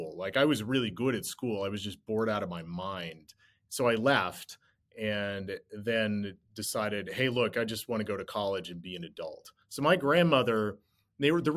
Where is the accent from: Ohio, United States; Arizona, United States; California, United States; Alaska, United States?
Alaska, United States; Cold Bay; Cold Bay, where I grew up